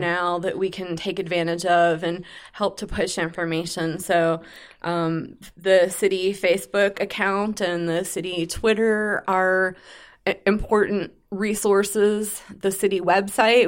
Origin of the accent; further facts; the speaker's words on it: Pittsburgh, Pennsylvania, United States; moved away as an adult; now in Rock Hill, United States; I'm originally from the Pittsburgh, Pennsylvania area and moved to Rock Hill in two thousand five